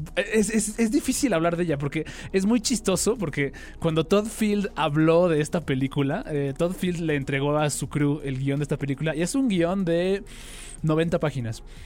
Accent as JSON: {"language": "Spanish", "country": "Mexico", "said": "como sociedad mexicana"}